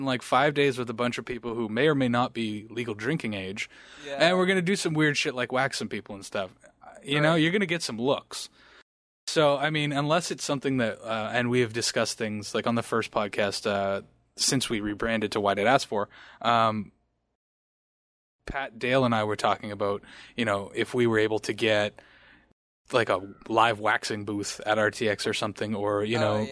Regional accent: Canada; I'm Canadian

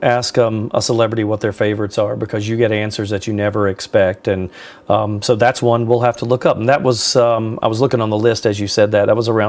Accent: North Carolina, United States; when I grew up in North Carolina

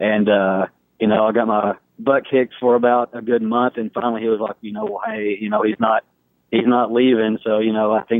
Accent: Texas, United States; I kind of started in my hometown, 14 at the time

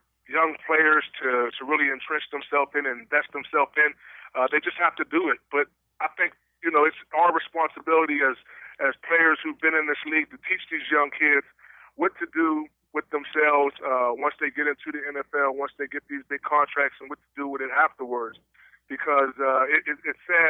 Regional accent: West Mifflin, Pennsylvania, United States; also born or lived in Pittsburgh / McKeesport; I was raised in Whitaker Projects in West Mifflin for most of my life

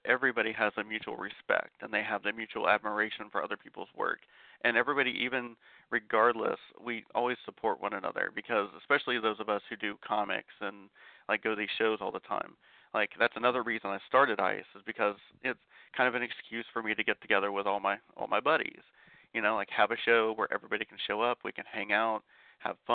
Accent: Ohio, United States; being from the same state

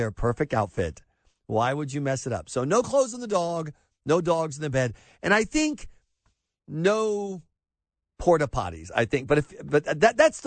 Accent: the South, Southern United States, United States; as a Southerner

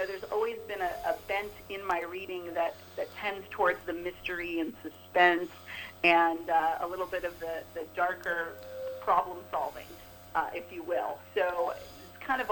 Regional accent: Bay Area, California, United States; I am originally from the Bay Area

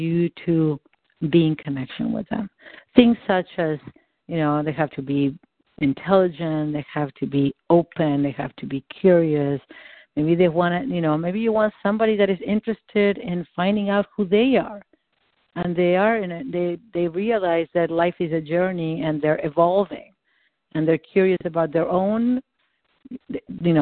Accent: Argentina; first language Spanish; English is a second language; moved away; I'm not American. I'm from Argentina.

